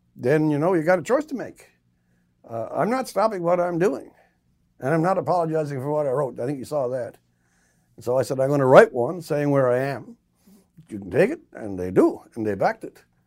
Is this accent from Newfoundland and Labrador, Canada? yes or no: yes; Newfoundland and Labrador, Canada; I'm from Newfoundland